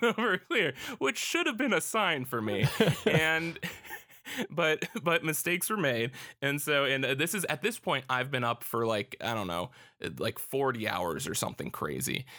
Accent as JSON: {"language": "English", "country": "United States", "said": "as an American"}